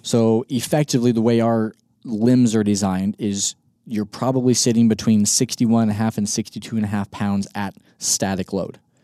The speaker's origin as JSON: {"language": "English", "area": "Northwest Kansas", "region": "South Central Nebraska", "country": "United States", "tie": "born or raised there", "also_born_or_lived": "Colorado Springs, Colorado / Mississippi", "moved": "as an adult", "said": "I grew up in South Central Nebraska, Northwest Kansas"}